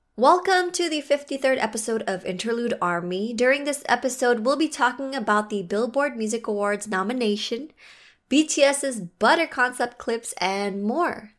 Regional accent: Philippines; I am Filipino

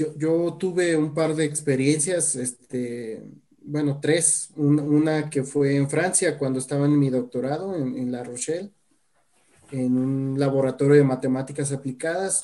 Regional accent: Guadalajara, Jalisco, Mexico; also born or lived in Mexico City; Yo, yo soy orgullosamente tapatío

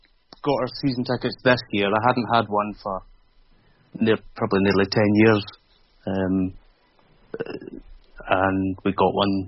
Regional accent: Glasgow, Scotland, United Kingdom; also born or lived in Lake District / London; now in Southampton, United Kingdom; I'm from Glasgow

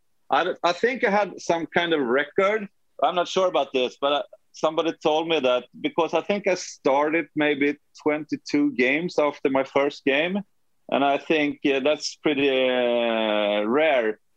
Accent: Sweden; moved away; I'm from Sweden.

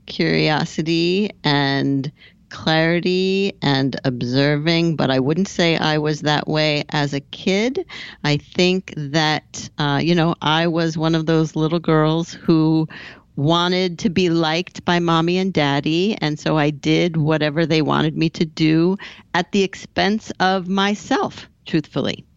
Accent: Southern California, United States; moved away; also born or lived in Boston / Hoboken, New Jersey / Paris; I grew up in Southern California

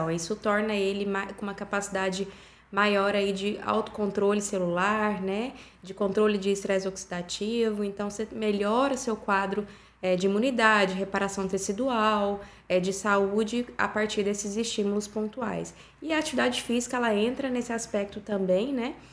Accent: Goiânia, Goiás, Brazil; Sou de Goiânia, Goiás.

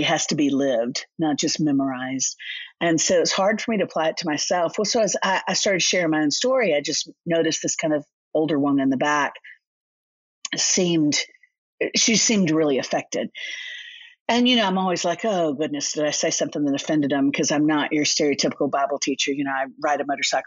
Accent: Orlando, Florida, United States; moved away as an adult; now in Nashville, United States; I grew up in Orlando, Florida

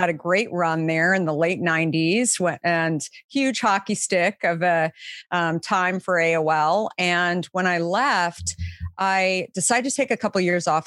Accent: Arizona, United States; I grew up in Arizona

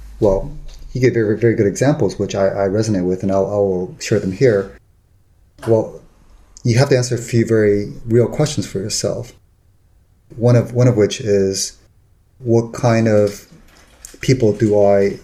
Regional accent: Taiwan; moved away; also born or lived in Los Angeles / San Francisco; I grew up in Taiwan, and then later I lived in Los Angeles, and then later in San Francisco.

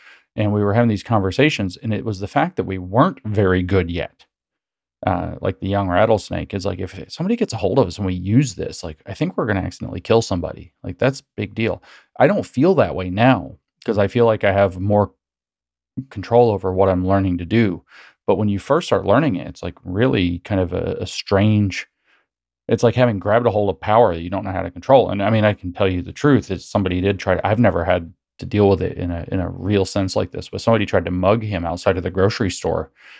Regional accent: Tennessee, United States; where I grew up here in East Tennessee, we have two different kinds of rattlesnakes.

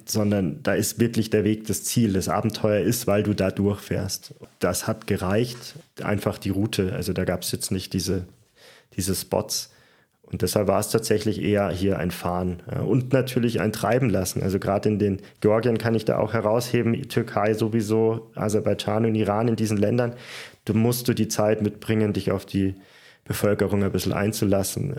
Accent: Germany; also born or lived in Munich; als Deutscher

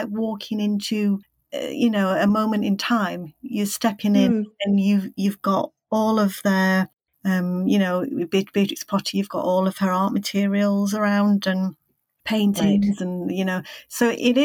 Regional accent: Yorkshire and the Humber, United Kingdom; I'm from Yorkshire, so a joy for me to write about Yorkshire

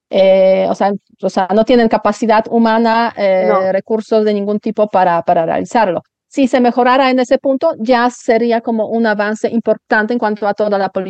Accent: Poland; now in Spain; Yo me acuerdo cuando yo emigré de Polonia a España fue una emigración de lujo en un autobús 48 horas llegando a Madrid

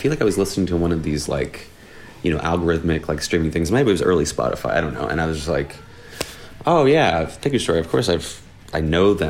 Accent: Florida, United States; growing up in Florida

